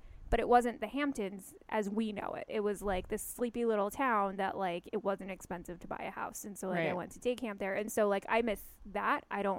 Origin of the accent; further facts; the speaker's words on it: Winnipeg, Manitoba, Canada; now in California, United States; Winnipeg and growing up and later on.